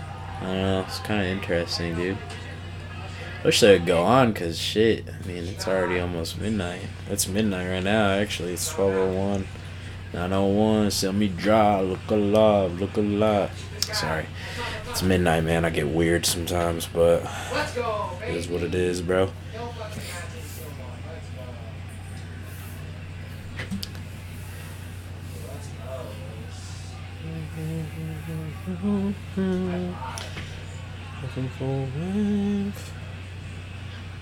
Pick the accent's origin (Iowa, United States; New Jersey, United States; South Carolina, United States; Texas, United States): Iowa, United States; I'm a kid from Iowa